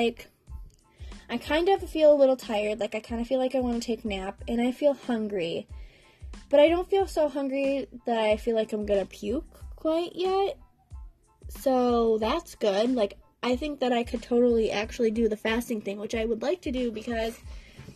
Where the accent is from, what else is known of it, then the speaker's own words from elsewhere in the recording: Wisconsin, United States; I'm from Wisconsin